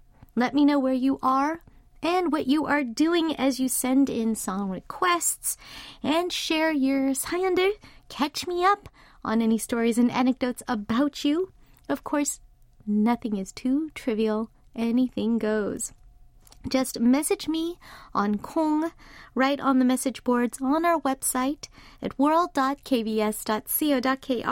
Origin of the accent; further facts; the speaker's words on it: Los Angeles, California, United States; now in South Korea; Went back home to my hometown of Los Angeles after, gosh, 3, almost 4 years